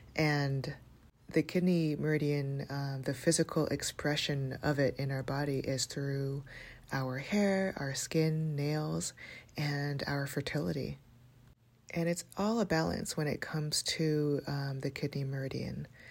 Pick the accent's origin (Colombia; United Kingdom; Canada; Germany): Canada; Toronto, Ontario; growing up in Toronto